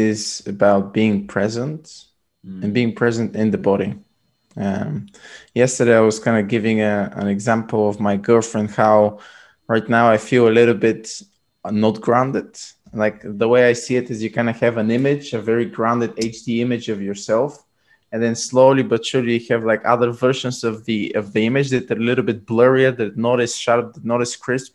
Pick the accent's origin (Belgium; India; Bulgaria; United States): Bulgaria; moved away as an adult; also born or lived in London; I'm originally from Bulgaria